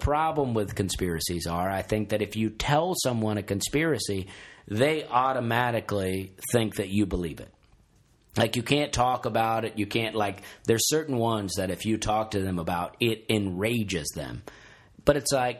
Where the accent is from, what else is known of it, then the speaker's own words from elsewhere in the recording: Alabama, United States; as a kid growing up in Alabama